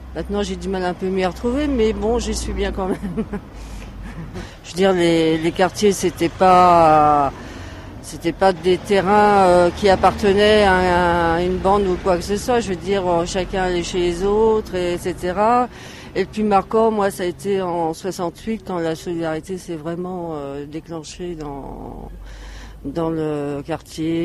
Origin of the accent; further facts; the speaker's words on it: Aubervilliers, Île-de-France, France; ça me fait plaisir de parler d'Aubervilliers. J'y tiens beaucoup. C'est ma racine, c'est mon bled.